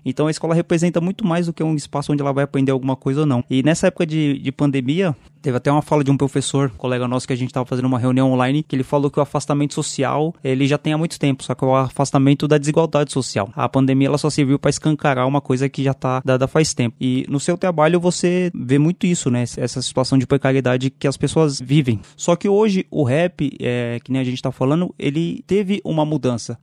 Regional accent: São Paulo, Brazil; eu sou em Guaianazes

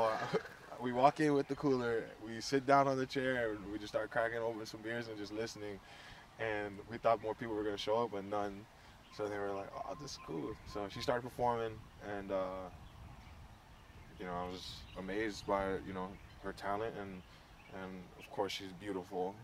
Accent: Inglewood, California, United States; moved away as an adult; also born or lived in Samoa / Hawaii; I'm born and raised in Inglewood, California.

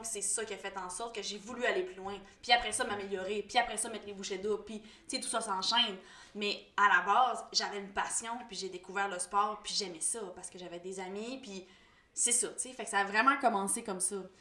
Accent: Quebec, Canada; je suis native du Lac-Saint-Jean

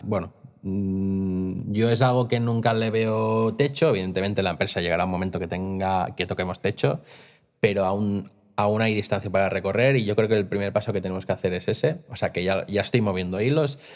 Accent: Costa Brava, Catalonia, Spain; moved away as an adult; now in Vic, Spain; yo no soy de Vic, yo soy de la Costa Brava y me vine a Vic a probar suerte con mi vida

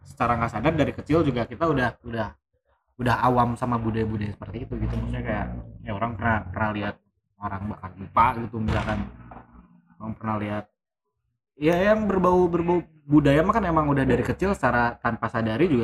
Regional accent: West Java, Indonesia; kayak ya kita dari Sunda gitu

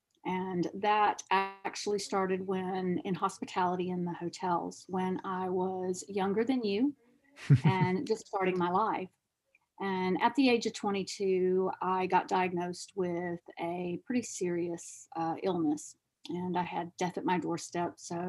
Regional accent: Argentina; And being a dual citizen, I'm from Argentina also, I knew about plants and herbs and natural because of my grandmother

